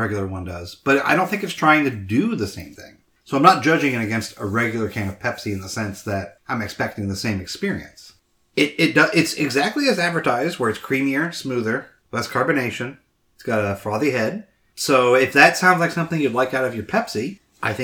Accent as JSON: {"language": "English", "region": "Southeast Ohio", "country": "United States", "tie": "born or raised there", "said": "Where I grew up in Southeast Ohio, it's always been pop"}